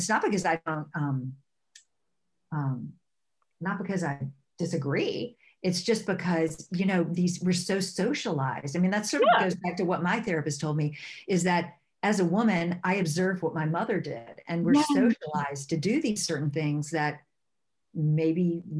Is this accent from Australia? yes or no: no; the South, United States; And I grew up in the South.